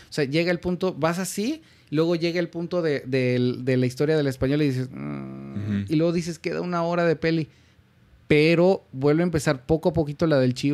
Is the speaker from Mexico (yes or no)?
yes; Mexico; como mexicano mi lógica rápida es